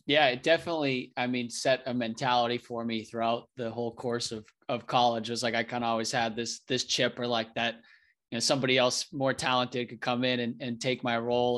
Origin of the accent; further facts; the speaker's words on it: New Hampshire, United States; I, I grew up in New Hampshire